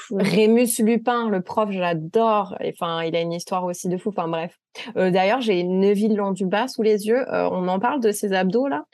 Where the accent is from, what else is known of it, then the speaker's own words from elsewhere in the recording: France; moved away as an adult; now in United States; je suis française, j'ai 30 ans